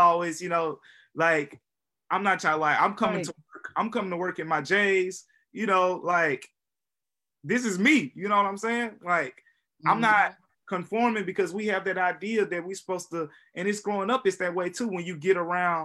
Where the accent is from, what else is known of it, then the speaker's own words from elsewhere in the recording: Memphis, Tennessee, United States; also born or lived in Philadelphia; from Memphis, Tennessee